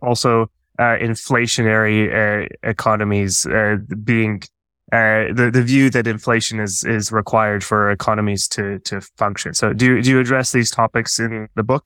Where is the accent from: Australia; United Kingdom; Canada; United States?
Canada; moved away; I'm from Canada originally